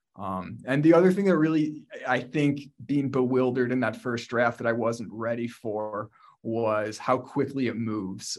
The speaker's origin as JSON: {"language": "English", "town": "Buffalo", "region": "New York", "country": "United States", "tie": "born or raised there", "also_born_or_lived": "Chicago", "moved": "as an adult", "said": "Growing up in Buffalo and being based in Buffalo"}